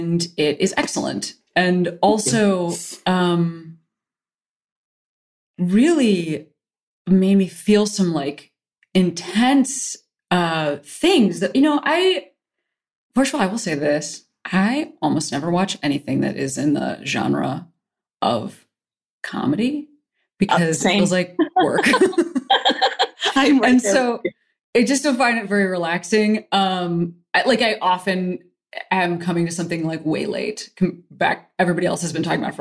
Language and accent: English; Chicago, Illinois, United States; now in Los Angeles, United States; I am a Chicagoan myself, originally